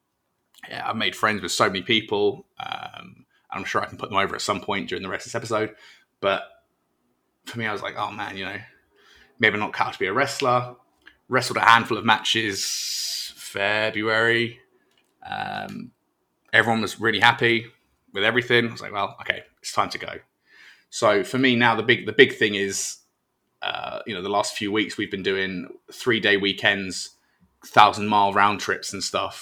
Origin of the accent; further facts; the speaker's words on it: United Kingdom; moved away as an adult; now in United States; I'm British